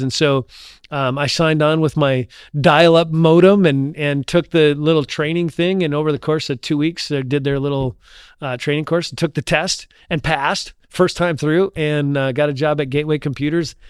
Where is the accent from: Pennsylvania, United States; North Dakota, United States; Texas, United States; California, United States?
North Dakota, United States; Ashley; also born or lived in Indiana; now in Little Rock, United States; three, four years old, I grew up in a little tiny town called Ashley, North Dakota.